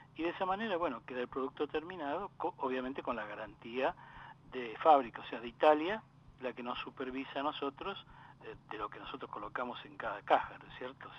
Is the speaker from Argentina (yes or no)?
yes; Lomas de Zamora, Buenos Aires Province, Argentina; also born or lived in Valentín Alcina; Y después de allí nos trasladamos al partido de Lomas de Zamora, donde mi viejo, como buen inmigrante, se compró su terrenito y se hizo su casa